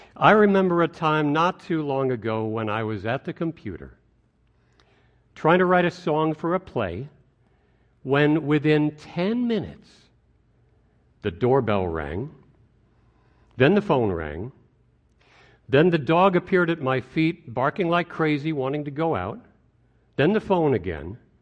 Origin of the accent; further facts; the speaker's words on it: White Plains, New York, United States; As a child, growing up in White Plains, New York